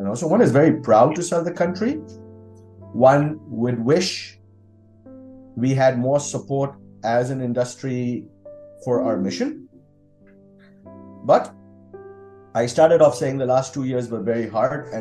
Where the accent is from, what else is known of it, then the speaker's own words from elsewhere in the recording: India; I'm very proud to be Indian.